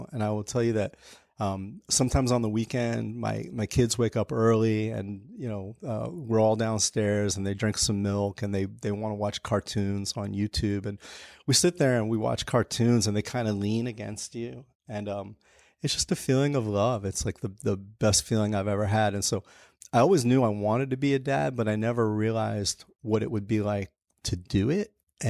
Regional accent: New York, United States; So I grew up in Hell's Kitchen, Chelsea in the 80s. And it was pretty rough back then.

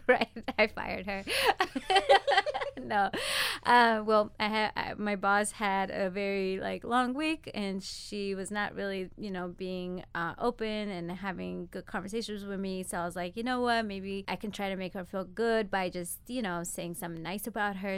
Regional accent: Ethiopia; moved away; born and raised in Ethiopia, moved out here twenty years ago.

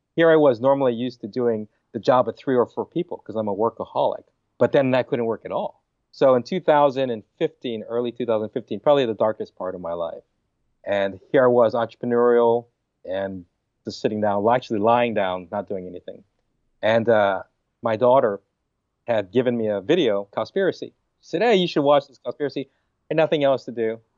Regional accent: Hawaii, United States; I'm from Hawaii, right? I love meat. Hawaiians, we love our pork and chicken and beef

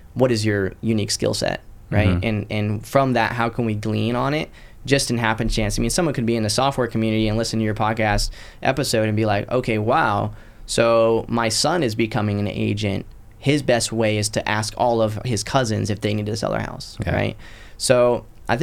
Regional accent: Citrus County, Florida, United States; also born or lived in Pottsville, Pennsylvania; now in Destin, United States; Originally I was born in Pottsville, Pennsylvania, in a coal town. I grew up in just above Tampa in a little county called Citrus County, and I'm currently in the Destin market

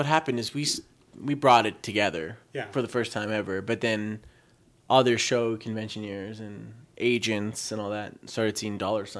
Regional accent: Calgary, Alberta, Canada; moved away as an adult; now in Edmonton, Canada; I was born in Edmonton, raised in Calgary, and I've since moved back to Edmonton.

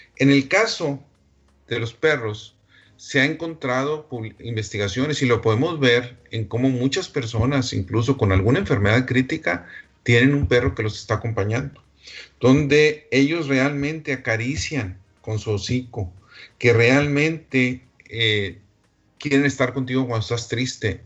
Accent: Delicias, Chihuahua, Mexico; moved away; Delicia, Chihuahua, de donde yo soy originario

